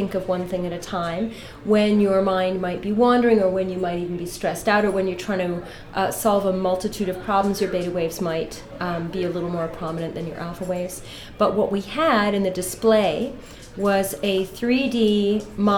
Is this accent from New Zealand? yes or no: no; Canada; also born or lived in Ireland; now in Los Angeles, United States; I'm from Canada personally, by way of Ireland